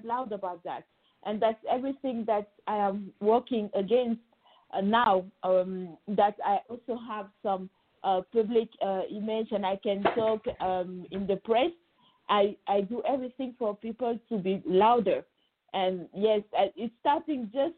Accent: Senegal; moved away as an adult; now in Paris, France; I actually was born and raised in Senegal, West Africa, and I arrived in France when I was 18 to study law

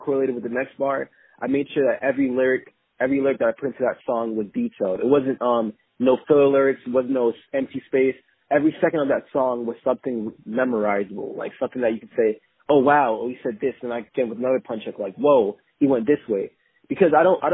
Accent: Jamaica; I was born in Jamaica

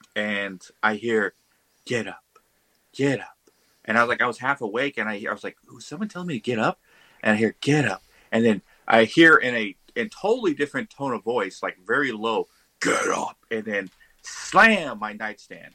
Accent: Texas, United States; since I was a kid on the ranch I grew up in Texas

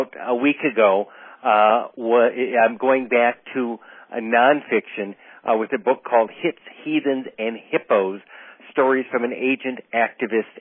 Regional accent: Duluth, Minnesota, United States; I was born in Duluth, Minnesota

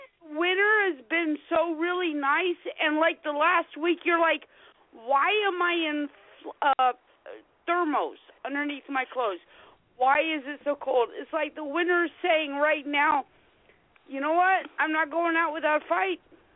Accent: South Carolina, United States; also born or lived in Florida; I'm from South Carolina, and I'm from Florida.

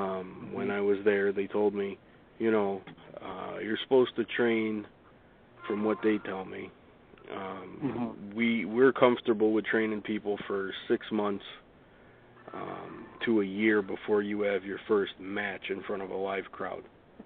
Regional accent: Amsterdam, New York, United States; I'm born and raised in Amsterdam here, so in Schenectady, which is about 10-15 minutes away from Amsterdam.

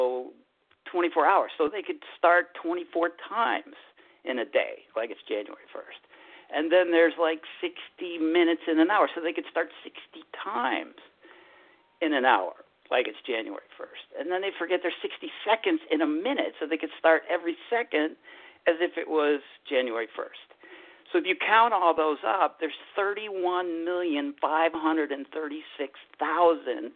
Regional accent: Chicago, Illinois, United States; moved away; also born or lived in West Coast; I'm from Chicago

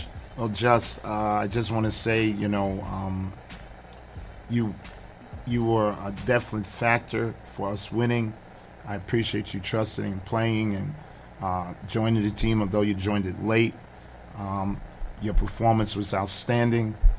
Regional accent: New York City, New York, United States; also born or lived in Brooklyn; born in Brooklyn, raised in Queens. Uh-huh. Um, Queens native all my life

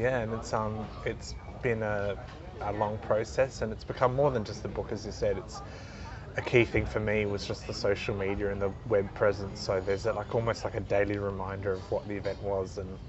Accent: Adelaide, South Australia, Australia; Well, I grew up in Adelaide. So I was born in 83 and 85 was the first Grand Prix.

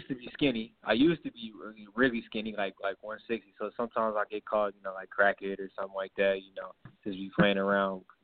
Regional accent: California, United States; growing up in California, I always knew about the USC

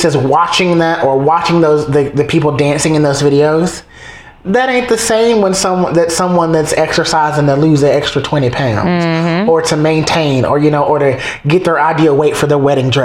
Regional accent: New York, United States; as a New Yorker

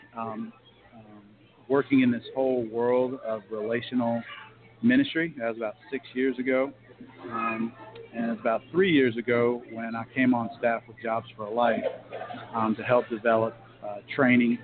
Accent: Raleigh, North Carolina, United States; moved away as an adult; now in Virginia Beach, United States; I grew up in Raleigh, North Carolina

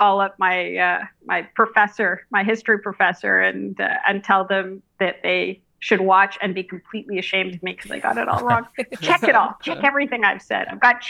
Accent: Canada

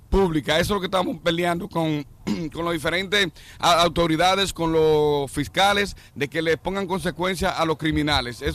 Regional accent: Dominican Republic; now in New York, United States; sí, la mayoría somos dominicanos todavía.

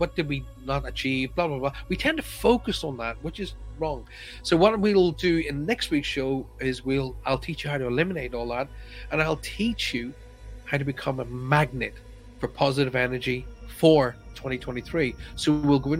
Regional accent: Ireland; accent: Irish; My accent has gone. Well, my pals all say to me, oh my God, you're so English. A lot of people from the United States go, oh, you've got a beautiful Irish accent.

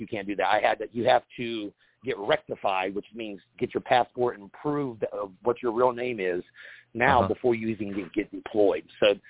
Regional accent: United States; But again, I'm an American. I have the best passport in the world.

